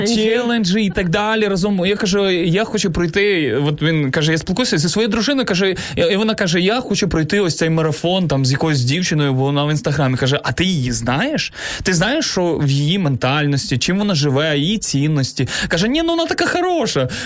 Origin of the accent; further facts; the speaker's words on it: Zhytomyr, Zhytomyr Oblast, Ukraine; Сам я родом із Житомира, але виріс е, і в Житомирській області також